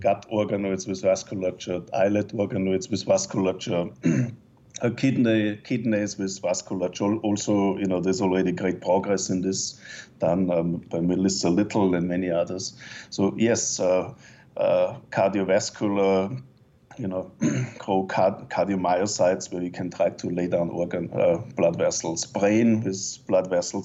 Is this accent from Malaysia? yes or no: no; Austria; moved away as an adult; also born or lived in Innsbruck, Austria; now in Canada; my home country